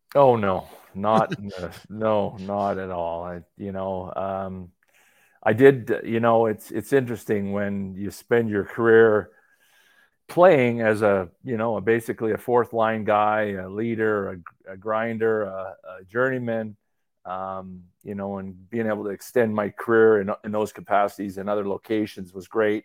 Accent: Calgary, Alberta, Canada; I grew up in Calgary

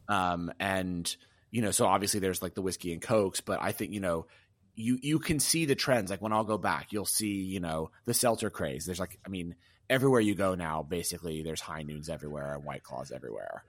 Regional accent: the South, United States; I'm from the South

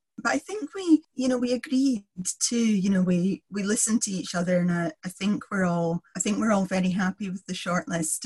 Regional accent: Kilmarnock, Scotland, United Kingdom; I grew up in Kilmarnock

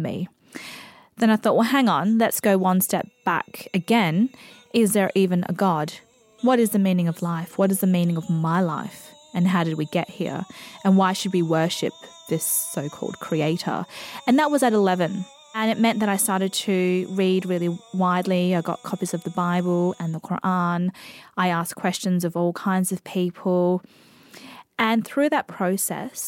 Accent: Australia; also born or lived in Indonesia / Coober Pedy, South Australia; All of my cultural references are Australian because I was literally raised by Australian foster carers

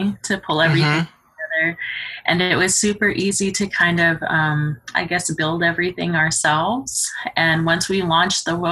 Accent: Casa Grande, Arizona, United States; I'm originally from Casa Grande, Arizona

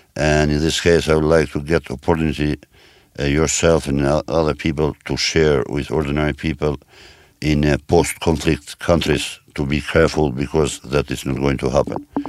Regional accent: Kosovo; moved away as an adult; my home country, because Kosovo

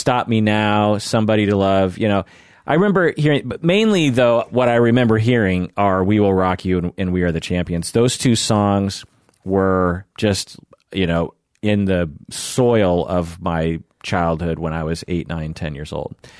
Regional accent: Pacific Northwest, United States; growing up in the Pacific Northwest, sort of a rock area

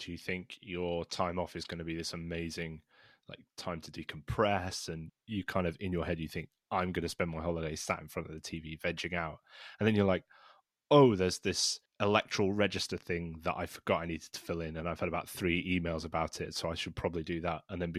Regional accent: Glasgow, Scotland, United Kingdom; also born or lived in Aberdeen; I was born in Aberdeen and grew up in Glasgow. I don't really have that much of an accent when I'm doing what we call recording because I put my BBC voice on.

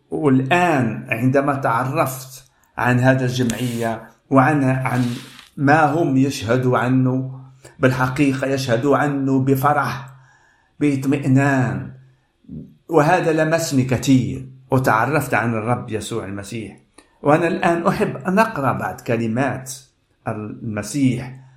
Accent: Casablanca, Casablanca-Settat, Morocco; now in Stockholm, Sweden; والرب وجهني من بلادي الدار البيضاء من المغرب إلى هذا البلد ستوكهولم

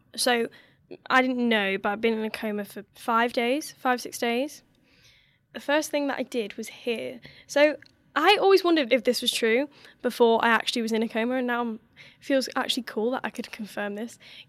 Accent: Florida, United States; that is going to Disney when I was growing up in Florida with my family.

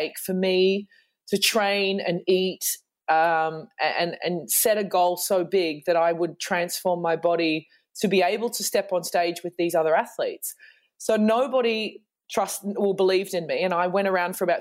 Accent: Australia; moved away as an adult; now in Germany; I'm an Australian who moved to Germany, oh God, almost 16

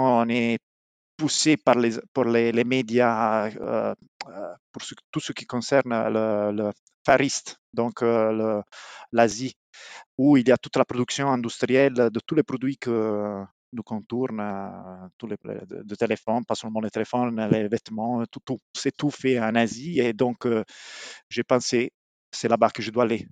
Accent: Apulia, Italy; French is a second language; moved away as an adult; also born or lived in Milan; now in Montreal, Canada; je viens d'Épouille

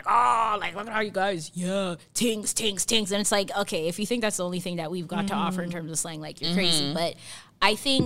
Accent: Toronto, Ontario, Canada; I'm not from Saskatoon, I'm from Toronto

